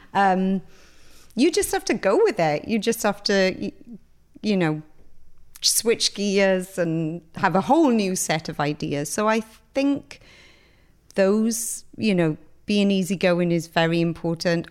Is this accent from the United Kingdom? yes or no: yes; Pontypool, Wales, United Kingdom; moved away as an adult; I grew up in Griffiths Town